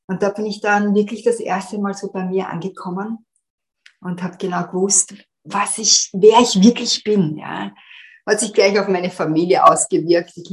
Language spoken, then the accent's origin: German; Vienna, Austria; moved away as an adult; now in London, United Kingdom; also ich bin in Wien aufgewachsen, bin als ähm, mit meinem damaligen Tanzpartner unserer Leidenschaft gefolgt, nach